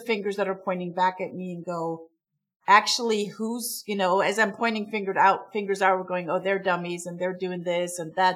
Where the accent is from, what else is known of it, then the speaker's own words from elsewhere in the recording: Stuttgart area, Baden-Württemberg, Germany; English is a second language; moved away as an adult; also born or lived in Munich, Germany / Heilbronn, Germany; now in Atlanta, United States; I'm from Germany. I'm from the Stuttgart area